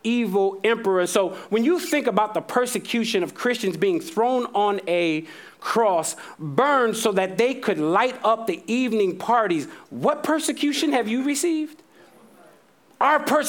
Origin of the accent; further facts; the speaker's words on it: United States; I am an American pastor